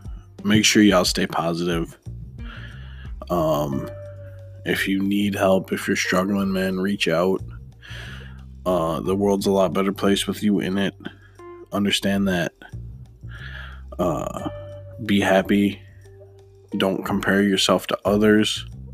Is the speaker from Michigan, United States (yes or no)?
yes; Detroit, Michigan, United States; Obviously, I am from Detroit, so I don't know much.